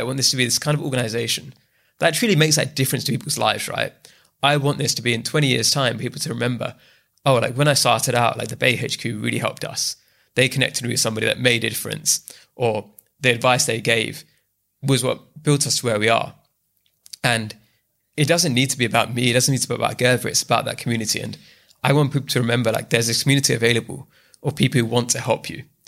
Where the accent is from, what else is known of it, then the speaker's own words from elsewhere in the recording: London, United Kingdom; also born or lived in Bath; I'm born and bred in the UK. I was raised in East London